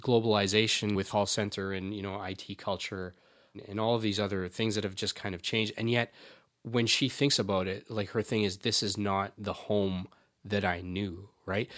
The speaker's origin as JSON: {"language": "English", "country": "Canada", "said": "I was from Canada"}